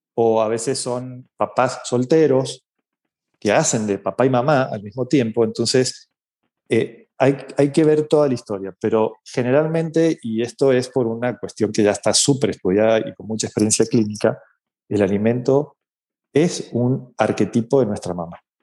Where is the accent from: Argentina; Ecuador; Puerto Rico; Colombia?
Argentina; now in Mexico; yo vivo en México, soy argentino, eh, pero vivo en México hace muchos años